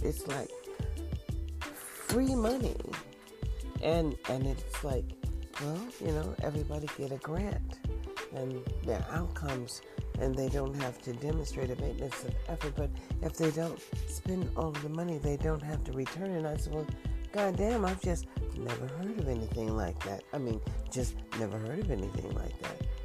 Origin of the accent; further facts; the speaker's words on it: United States; I was born in the USA